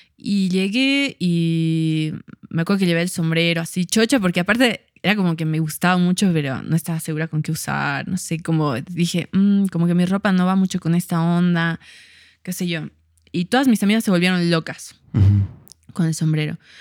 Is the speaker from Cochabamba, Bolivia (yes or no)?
yes; Cochabamba, Bolivia; also born or lived in La Paz, Bolivia; nací en La Paz, ah, pero viví acá.